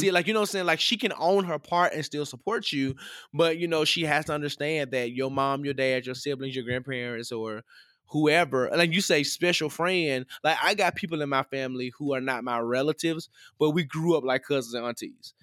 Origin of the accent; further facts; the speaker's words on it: the South, United States; I grew up in the South